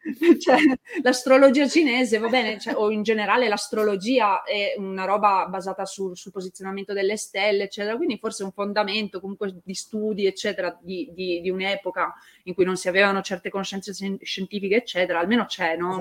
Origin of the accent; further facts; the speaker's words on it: Turin, Piedmont, Italy; io sono di Torino